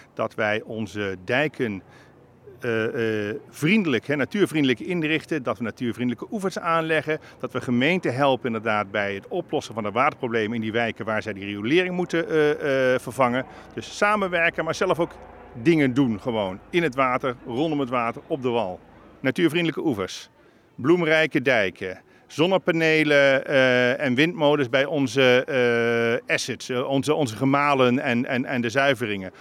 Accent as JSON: {"language": "Dutch", "town": "Bergeijk", "region": "North Brabant", "country": "Netherlands", "moved": "as an adult", "lives_now": "Leiden, Netherlands", "said": "Ik kom, kom uit een klein Brabants dorpje, Bergijk genaamd"}